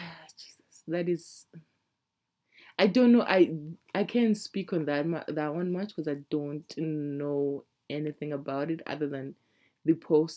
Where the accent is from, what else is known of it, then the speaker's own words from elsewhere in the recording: Zimbabwe; now in Canada; I usually say I'm from Zimbabwe because I don't want to have this conversation with you.